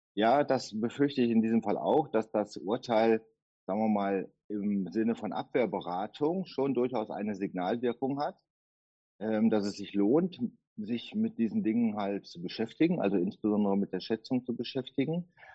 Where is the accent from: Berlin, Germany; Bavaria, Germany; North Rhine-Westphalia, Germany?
North Rhine-Westphalia, Germany; Duisburg; ich komme aus Duisburg